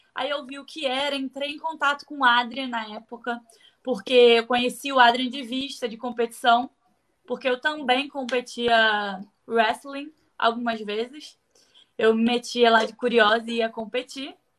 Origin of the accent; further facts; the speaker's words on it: Rio de Janeiro, Brazil; also born or lived in Bom Jesus do Itabapoana, Rio de Janeiro / Espírito Santo; Mas voltei para o Rio muito novinha, acho que eu tinha dois anos. E eu morei na comunidade